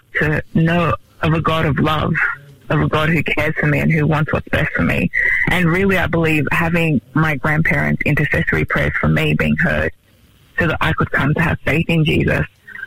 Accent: Melbourne, Victoria, Australia; now in Sydney, Australia; I'm originally from Melbourne.

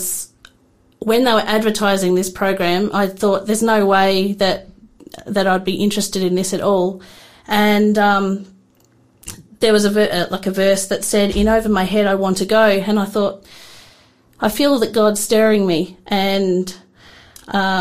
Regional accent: Adelaide, South Australia, Australia; now in Tasmania, Australia; I'm actually from South Australia. I grew up in the north of Adelaide.

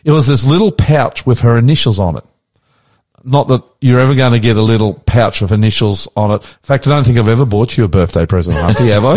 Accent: Queensland, Australia; also born or lived in New South Wales; now in Sydney, Australia; I'm a Queensland boy.

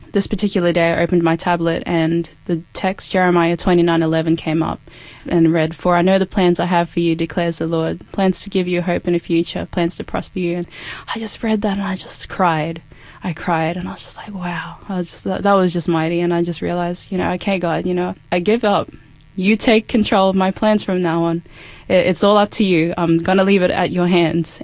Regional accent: Cairns, Queensland, Australia; now in Adelaide, Australia; I am from Cairns, so that was where I was born. That's my hometown

